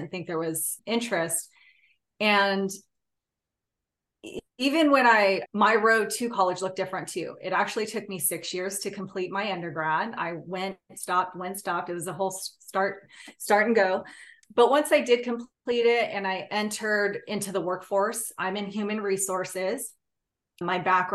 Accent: California, United States; I'm Native Hawaiian. I grew up in California

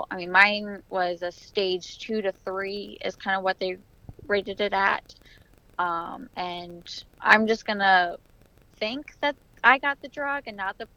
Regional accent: Richmond, Virginia, United States; I'm from Richmond, Virginia

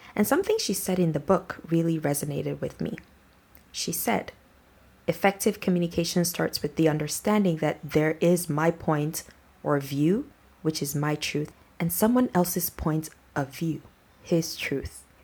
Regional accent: Nigeria; my background as a Nigerian

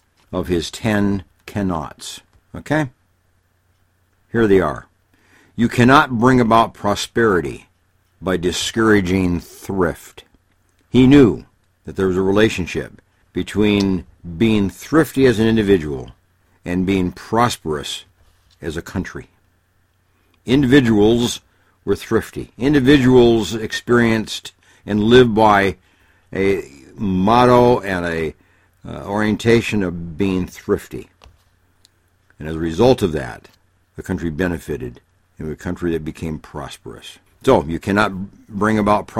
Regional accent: Illinois, United States; I grew up in Illinois

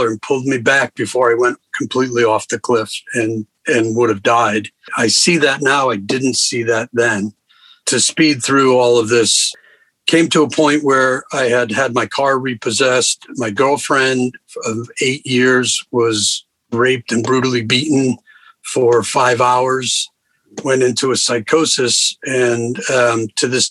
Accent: Rhode Island, United States; moved away; I grew up in Rhode Island, a family of four kids, and great parents, great family

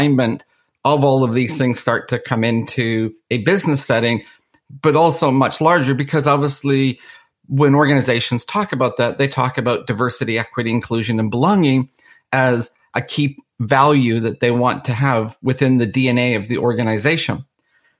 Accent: Canada; also born or lived in Belfast, Northern Ireland; I was actually born in Belfast. And in the early 70s, due to the Troubles in Northern Ireland, my family ended up immigrating to Canada

